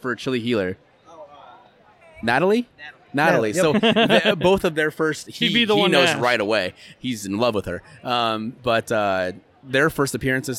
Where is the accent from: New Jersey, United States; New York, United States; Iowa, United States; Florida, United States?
Iowa, United States; born or raised there